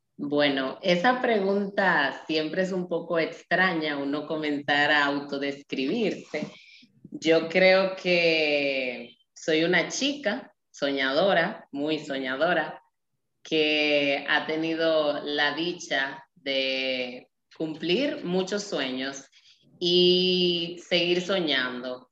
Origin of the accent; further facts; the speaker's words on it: Nagua, María Trinidad Sánchez, Dominican Republic; soy dominicana, vengo de un pueblo costero llamado Nagua